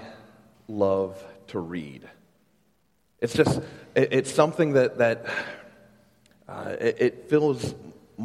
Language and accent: English; Ladson, South Carolina, United States; moved away as an adult; also born or lived in Charlotte, North Carolina; I grew up here in the Charleston area. I grew up out in Ladson, graduated from Stahl High School